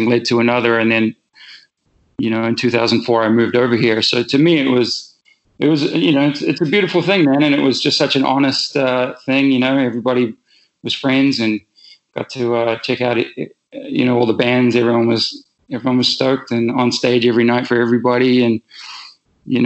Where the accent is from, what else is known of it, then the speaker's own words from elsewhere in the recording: New Zealand; moved away as an adult; also born or lived in England / West Coast, United States; now in United States; I was born in England. And I moved, my family moved from England to New Zealand in 86. So I just had my 40th birthday